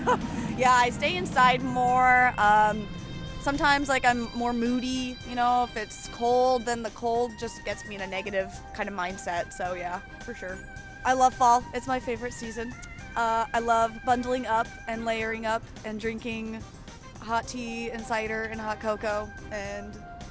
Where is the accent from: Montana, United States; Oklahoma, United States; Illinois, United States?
Montana, United States; I'm from Montana, so we don't get fall